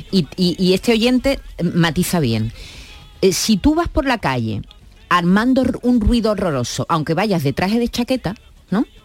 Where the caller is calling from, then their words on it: Seville, Andalusia, Spain; de Sevilla.